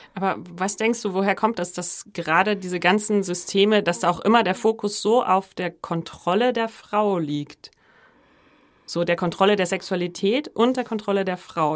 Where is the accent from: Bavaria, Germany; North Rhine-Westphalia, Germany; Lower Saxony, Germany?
Bavaria, Germany; Upper; Also ich komme aus Oberbayern und habe es trotzdem geschafft, ähm, nicht katholisch getauft zu werden und so aufzuwachsen